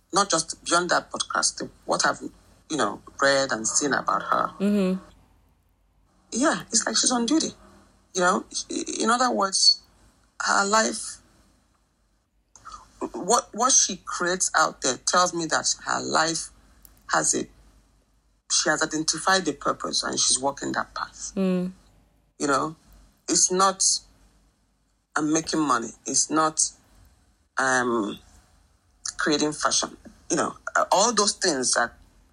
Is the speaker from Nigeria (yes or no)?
yes; Nigeria; growing up in Nigeria